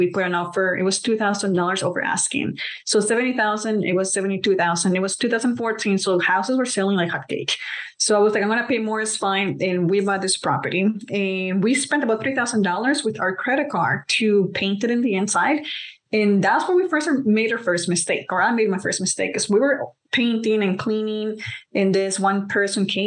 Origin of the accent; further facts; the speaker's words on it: Colombia; moved away; I'm from Colombia, so we're immigrants